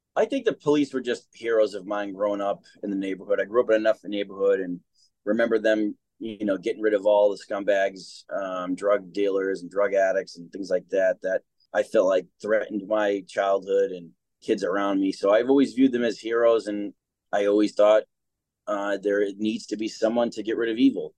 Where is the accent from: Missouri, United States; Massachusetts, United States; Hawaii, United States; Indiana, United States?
Massachusetts, United States; Boston; I was born here in Boston, Mass, and I had a great upbringing